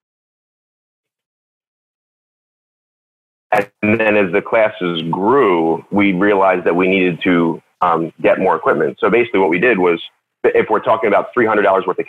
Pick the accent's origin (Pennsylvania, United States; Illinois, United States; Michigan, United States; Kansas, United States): Pennsylvania, United States; right outside of Philadelphia; moved away as an adult; also born or lived in Baltimore, Maryland; now in Sykesville, Maryland, United States; I grew up right outside of Philadelphia